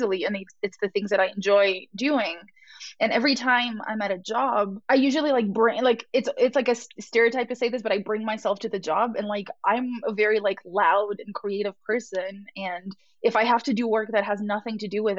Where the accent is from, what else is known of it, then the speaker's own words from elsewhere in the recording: Romania; I grew up in Romania where, like, all the people want to be engineers.